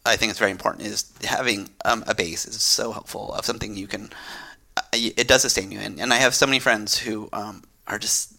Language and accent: English; Mountain View, California, United States; I'm a Barrier native.